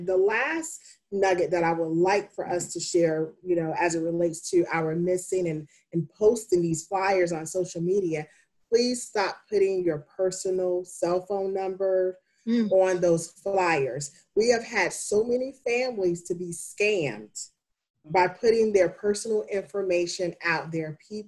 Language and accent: English; the South, United States; I grew up in the South and that's how I was raised.